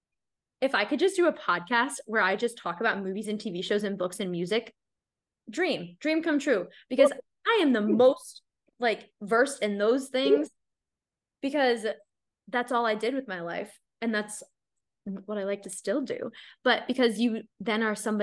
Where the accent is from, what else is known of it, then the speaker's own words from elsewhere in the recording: United States; I'm just plain old boring American